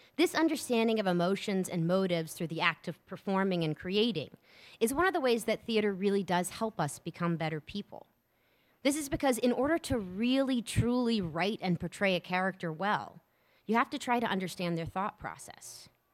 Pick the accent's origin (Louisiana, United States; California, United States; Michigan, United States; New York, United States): Louisiana, United States; New Orleans; also born or lived in Columbus, Ohio / Atlanta, Georgia; now in Rockville, United States; I'm originally from New Orleans, Louisiana, uh, that will always be my home